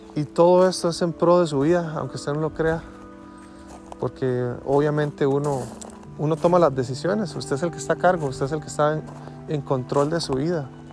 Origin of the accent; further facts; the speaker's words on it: Costa Rica; Yo soy de Costa Rica